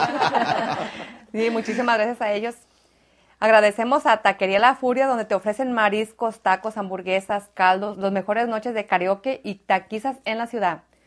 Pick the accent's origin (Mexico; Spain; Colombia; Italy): Mexico; Jalisco; moved away